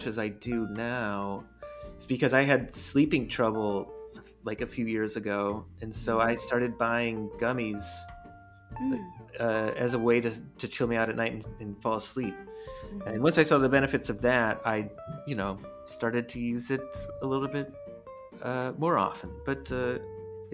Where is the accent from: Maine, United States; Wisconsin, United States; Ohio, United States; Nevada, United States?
Ohio, United States; Cleveland; I grew up in Cleveland, Ohio